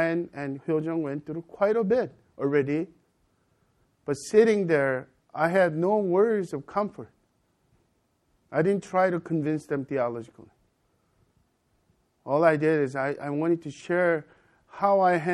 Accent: United States; also born or lived in Korea; I'm an American as well as Korean

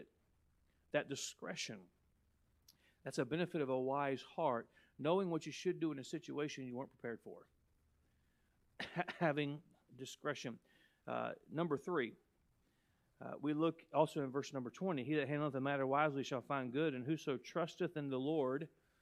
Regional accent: United States

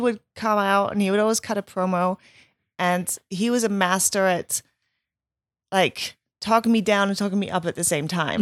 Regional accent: Germany; moved away; growing up in Germany

